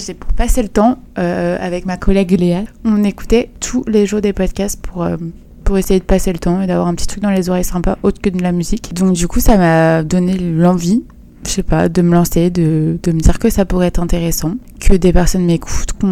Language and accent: French; Paris, Île-de-France, France; Je pense que n'importe qui qui me connaît dirait que je suis une parisienne